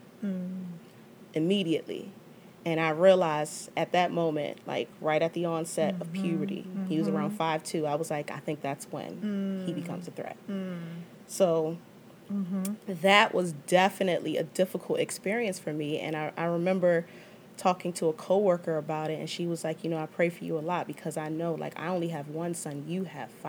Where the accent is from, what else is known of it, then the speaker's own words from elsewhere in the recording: Prince George's County, Maryland, United States; my experience as a black woman growing up in Prince George's County